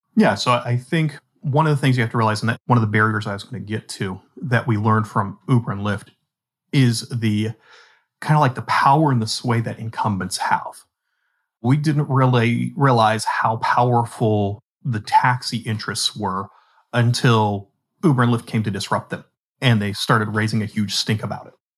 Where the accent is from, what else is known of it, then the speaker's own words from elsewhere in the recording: Pittsburgh, Pennsylvania, United States; Pittsburgh, you know, my hometown.